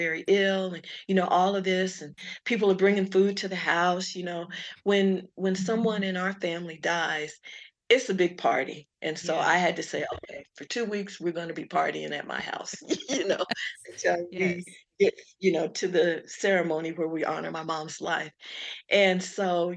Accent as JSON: {"language": "English", "town": "Colorado Springs", "region": "Colorado", "country": "United States", "said": "I'm from Colorado Springs. The neighborhood and the areas, one of the areas that I lived in was affected"}